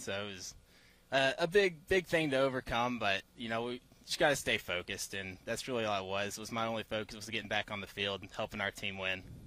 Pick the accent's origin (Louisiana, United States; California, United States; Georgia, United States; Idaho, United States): Georgia, United States; Williamson; also born or lived in Stockbridge, Georgia; I'm from Pike County, Georgia, a little town of Williamson.